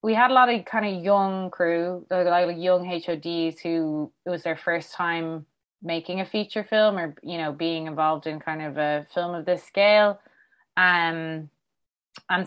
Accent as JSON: {"language": "English", "town": "Dublin", "region": "Leinster", "country": "Ireland", "said": "I'm from Fairview."}